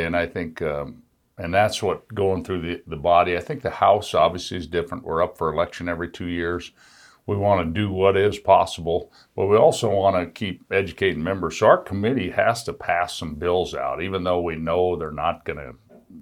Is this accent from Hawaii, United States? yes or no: no; Midwest, Wyoming, United States; I'm a kid from Midwest Wyoming